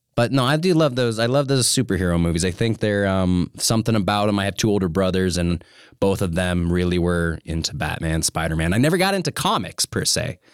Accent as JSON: {"language": "English", "town": "Missoula", "region": "Montana", "country": "United States", "tie": "born or raised there", "said": "I'm from Missoula, and I moved into the house that my parents still live in, when I was two"}